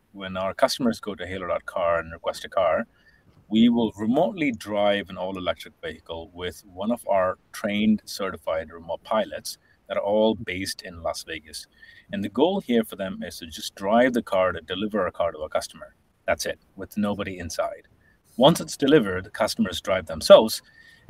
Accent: India; moved away as an adult; also born or lived in England; now in United States; I'm originally from India, born and raised. And I moved to the U.S. about 15 years ago, and I was educated in England

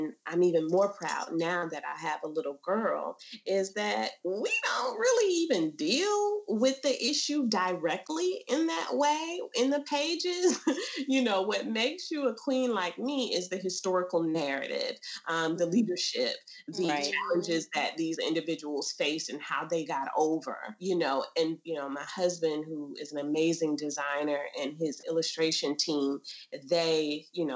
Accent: the South, United States; we're from the South

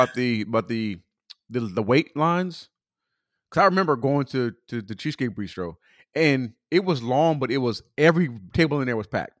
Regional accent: California, United States; now in Atlanta, United States

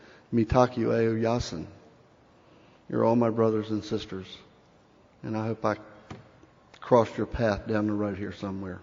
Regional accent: Cherokee Nation, United States; I alluded a few minutes ago that I come from the Cherokee Nation, and in that tongue, the word for thank you is wadu.

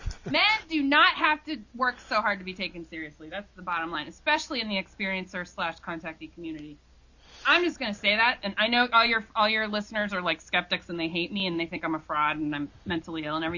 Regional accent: Ohio, United States; now in New York, United States; I live in New York. No way, really? But I don't sound like it, no, because I'm from Ohio.

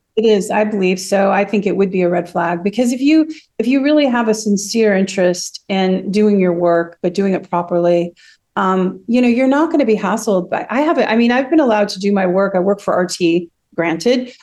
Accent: United States; moved away as an adult; also born or lived in Seattle; now in Russia; I'm saying this as an American

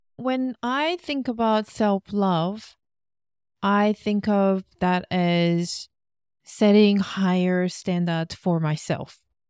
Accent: South Korea; moved away as an adult; also born or lived in Australia; Korean staple foods 'cause that reminds me of my hometown.

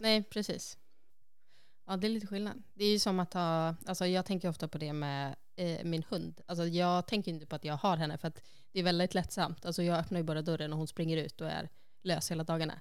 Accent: Sundsvall, Västernorrland County, Sweden; moved away as an adult; now in Iceland; då var jag hemma i Sundsvall

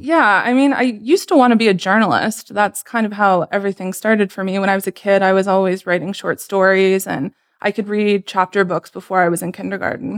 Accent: Sarnia, Ontario, Canada; moved away as an adult; also born or lived in Romania / Waterloo; now in Toronto, Canada; once I came over to Canada, I grew up mostly in Sarnia

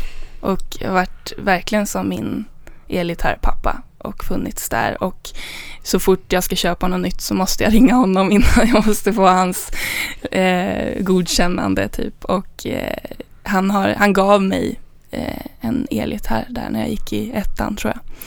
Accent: Danderyd, Stockholm County, Sweden; jag kommer från Danderyd

